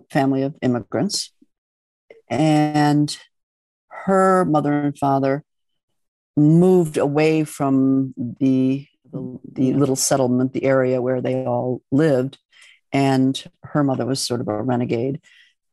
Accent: Midwest, United States; moved away as an adult; also born or lived in Italy; I grew up in the Midwest.

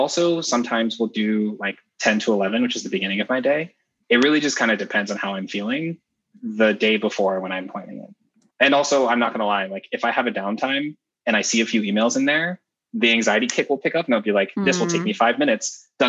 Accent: Kumasi, Ashanti, Ghana; born there; So I was actually born in Ghana and I was born in Kumasi, which is the center of the Ashanti group within Ghana. Both of my parents were born in villages in that region.

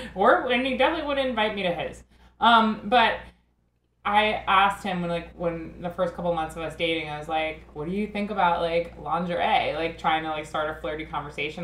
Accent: Northport, New York, United States; my hometown of Northport, Long Island.

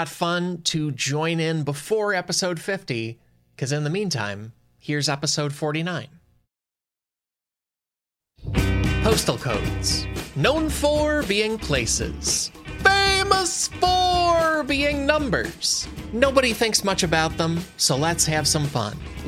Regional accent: United States; I'm originally from the United States, where we have zip codes as our postal code system

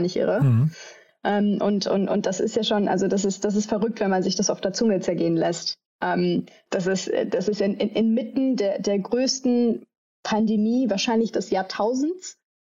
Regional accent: Düsseldorf, North Rhine-Westphalia, Germany; moved away as an adult; also born or lived in New Delhi / London; ich komme äh, ursprünglich aus Düsseldorf

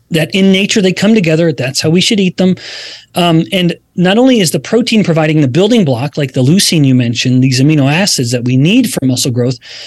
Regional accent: Alberta, Canada; we're both, you and I, Stephanie, I believe, are from Canada. I'm from Alberta.

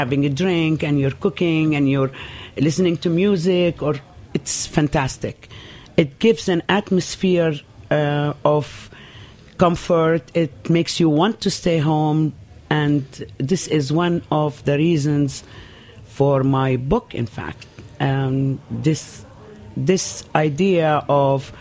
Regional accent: Nazareth, Northern District, Israel; born or raised there; moved away as an adult; now in New York, United States

